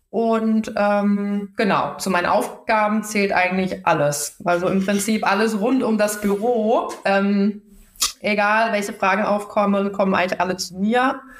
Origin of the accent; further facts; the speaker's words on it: Baden-Württemberg, Germany; moved away as an adult; now in Hamburg, Germany; komme ja ursprünglich aus Baden-Württemberg, ähm, wollte dann nach Hamburg ziehen